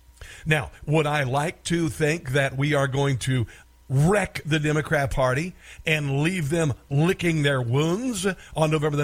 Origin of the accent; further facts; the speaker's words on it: Iowa, United States; moved away; also born or lived in Maryland / Washington, D.C.; I grew up in Iowa.